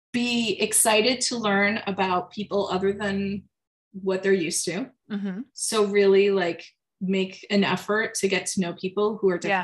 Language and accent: English; France; So even though I was from France, we were also like on tour.